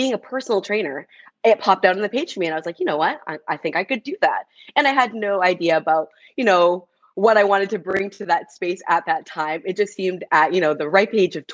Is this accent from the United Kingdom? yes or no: no; Canada; first language English; also born or lived in United States; now in Vancouver, Canada; being Canadian, being in the US